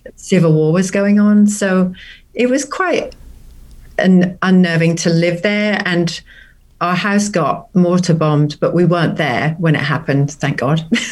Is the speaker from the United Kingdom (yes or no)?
yes; near Norwich, Norfolk, East of England, United Kingdom; moved away as an adult; now in Stillwater, United States; I'm originally from a place called the nearest town is Norwich. It's in Norfolk, in the UK